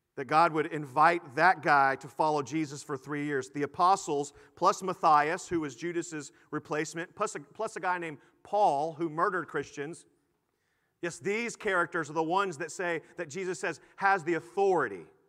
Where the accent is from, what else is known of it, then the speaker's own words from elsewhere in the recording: Houston, Texas, United States; I grew up in Houston